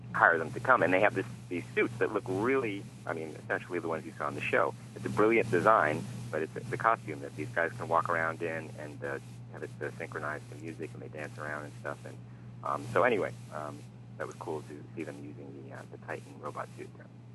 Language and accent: English; United States; as an American